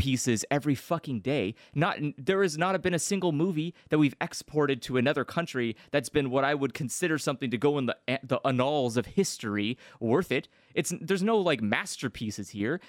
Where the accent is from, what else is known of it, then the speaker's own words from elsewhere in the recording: United States; as an American